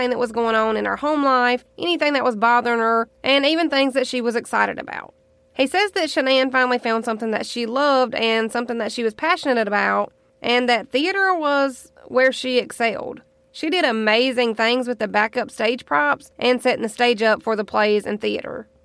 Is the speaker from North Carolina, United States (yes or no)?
yes; Charlotte, North Carolina, United States; moved away; I am originally from North Carolina, right around Charlotte